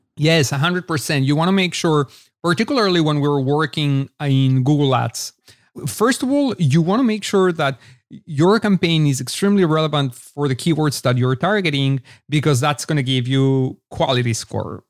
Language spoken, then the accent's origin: English; Mexico City, Mexico; also born or lived in Israel / Los Angeles, United States; now in Austin, United States; born and raised in Mexico City to an Israeli family, as a matter of fact. So I grew up between both Israel and Mexico